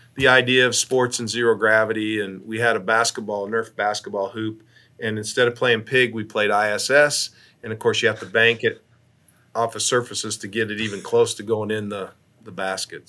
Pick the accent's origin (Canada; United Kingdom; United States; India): United States; Ashland, Nebraska; Ashland, Nebraska, between Omaha and Lincoln, which is my hometown